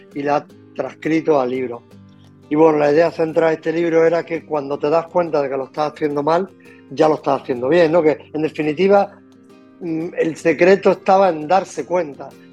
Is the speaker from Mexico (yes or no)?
no; Loja, Andalusia, Spain; yo soy de donde soy, soy del sur de, de España, Andalucía, de Granada, de Loja, o de, de, pueblo, ¿no? de campo